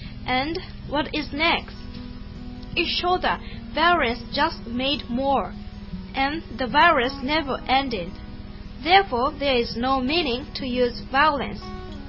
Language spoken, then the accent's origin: English; Okinawa, Japan; English is a second language; I'm … from Okinawa.